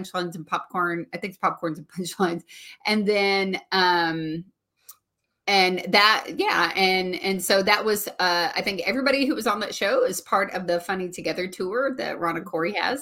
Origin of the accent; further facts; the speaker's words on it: near Nashville, Tennessee, United States; I got to have a show here in my hometown